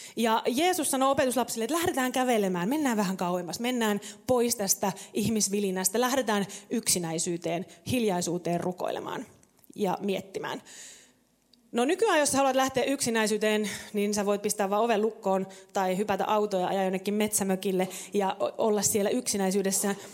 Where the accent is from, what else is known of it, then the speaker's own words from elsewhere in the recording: Savo, Finland; mä oon kasvanut tuolla syvällä Savossa vähän niin kuin puskassa